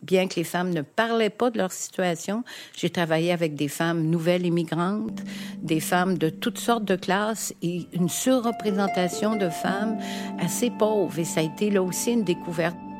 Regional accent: Montreal, Quebec, Canada; also born or lived in Huntingdon, Quebec; je suis née à Verdun

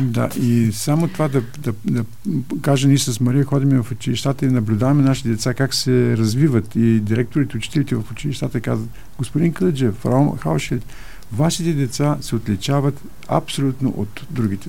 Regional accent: Bulgaria; now in Germany

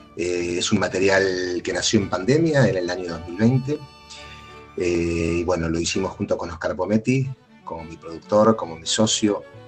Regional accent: Buenos Aires, Argentina; yo soy porteño y me siento muy identificado con Buenos Aires

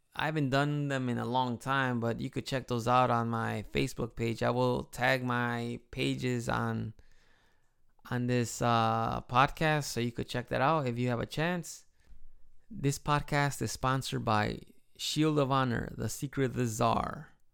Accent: Chicago, Illinois, United States; accent: Midwest accent with a slice of Mexican accent; moved away as an adult; now in Japan; I was born and raised in Chicago, and I'm sure I have a Midwest accent with a slice of, uh, Mexican accent

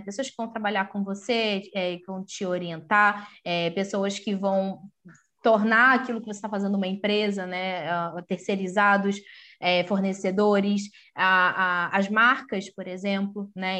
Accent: Rio de Janeiro, Brazil; also born or lived in São Paulo; eu sou do Rio de Janeiro

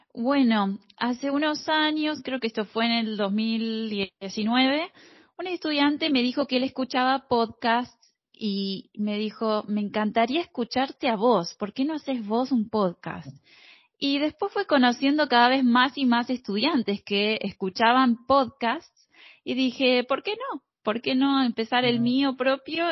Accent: Mar del Plata, Buenos Aires Province, Argentina; accent: rioplatense; yo soy de Mar del Plata, Argentina

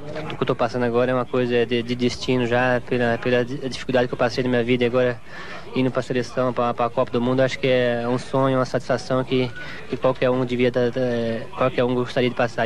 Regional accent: Presidente Bernardes, São Paulo, Brazil; Eu sou natural de Presidente Bernardes, né? Aqui próximo a Presidente Prudente, onde resido hoje

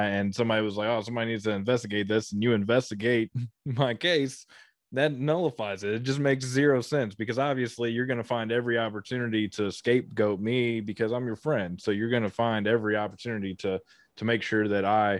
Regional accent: Ohio River Valley, United States; I grew up in the Ohio River Valley

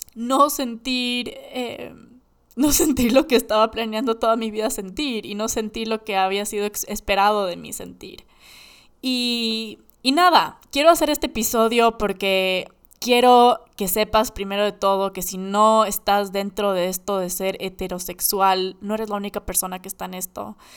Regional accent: Ecuador; Creciendo en Ecuador

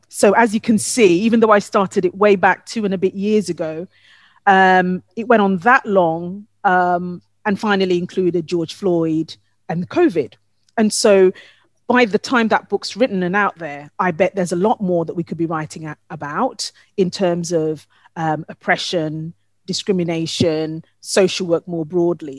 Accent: Ghana; moved away; my home country of Ghana

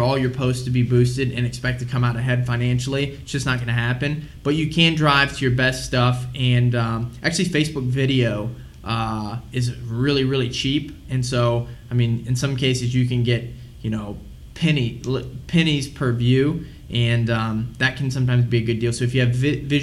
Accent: St. Louis, Missouri, United States; I'm from St. Louis, Missouri

